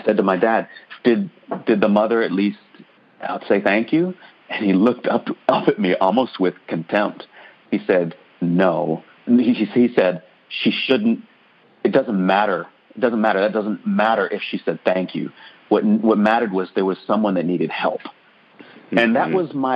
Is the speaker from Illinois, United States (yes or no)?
no; Murfreesboro, Tennessee, United States; also born or lived in Ann Arbor, Michigan; we moved from Ann Arbor, Michigan, where I was born, to Murfreesboro, Tennessee, in the South, in 1989